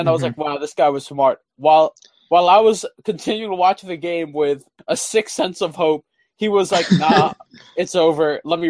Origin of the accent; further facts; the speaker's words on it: New York, United States; moved away; I think it's just my New York roots.